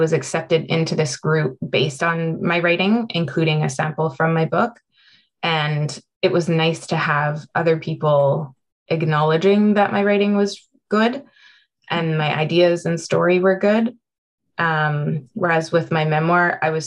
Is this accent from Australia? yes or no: no; Prince George, British Columbia, Canada; now in Vancouver, Canada; we were growing up in Prince George in Northern British Columbia